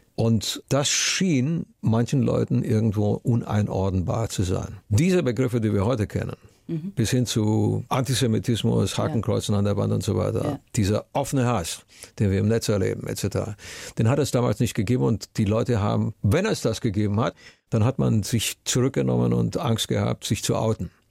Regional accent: Romania; meine Kindheit in Rumänien

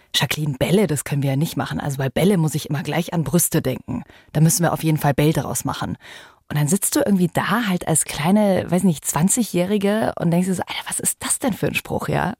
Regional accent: Germany; bei uns in Deutschland

